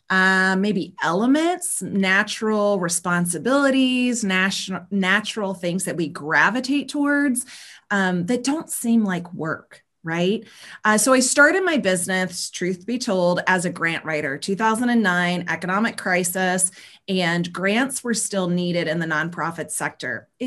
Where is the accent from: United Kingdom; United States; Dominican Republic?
United States; the South; but I grew up in the South, born and raised um, like southeast of uh, the states of the United States.